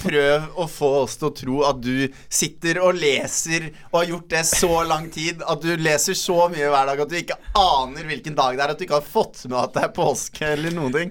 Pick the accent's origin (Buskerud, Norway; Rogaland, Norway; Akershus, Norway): Akershus, Norway; Bærum; Jeg er fra en ganske landlig del av Bærum